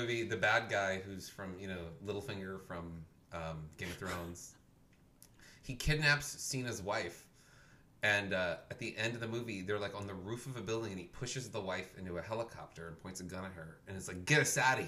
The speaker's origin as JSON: {"language": "English", "town": "New Orleans", "region": "Louisiana", "country": "United States", "tie": "born or raised there", "said": "I grew up in Algiers"}